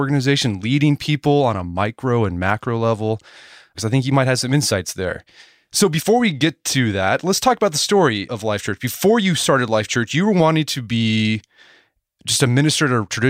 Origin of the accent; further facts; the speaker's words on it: Edmond, Oklahoma, United States; now in Tulsa, United States; welcome to another edition of the Art of Manliness podcast. I grew up in Edmond, Oklahoma, the suburb of Oklahoma City. And when I was a teenager back in the 90s